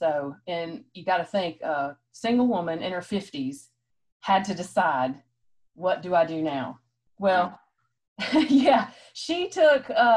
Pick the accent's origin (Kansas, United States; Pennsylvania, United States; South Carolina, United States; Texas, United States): South Carolina, United States; Rock Hill; also born or lived in Columbia, South Carolina; now in Fort Mill, United States; move back to my hometown of Rock Hill